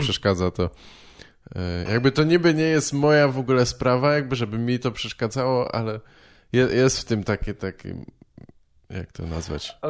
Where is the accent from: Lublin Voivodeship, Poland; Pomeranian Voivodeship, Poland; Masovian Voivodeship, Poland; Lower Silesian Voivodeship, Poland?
Masovian Voivodeship, Poland; Warsaw; ja się wychowałem w Warszawie